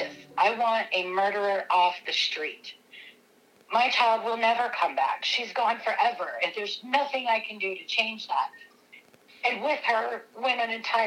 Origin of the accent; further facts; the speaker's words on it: Lacey, Washington, United States; That's where I grew up. I didn't grow up in Grays Harbor. I grew up in Lacey.